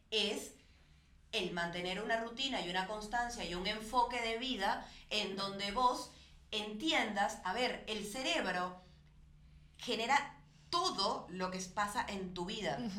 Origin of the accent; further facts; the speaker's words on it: Venezuela; moved away; pobrecita yo, que me vine de Venezuela